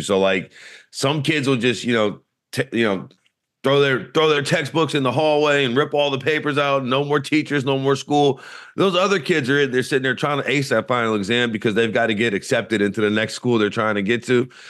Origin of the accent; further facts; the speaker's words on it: Louisiana, United States; growing up in Louisiana